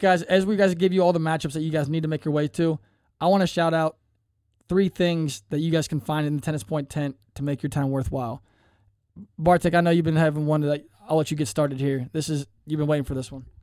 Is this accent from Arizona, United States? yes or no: no; Cincinnati, Ohio, United States; I'm from Cincinnati